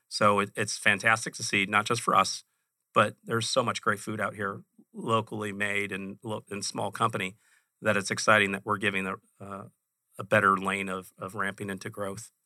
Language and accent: English; Chicago, Illinois, United States; now in Phoenix, United States; I grew up in Chicago.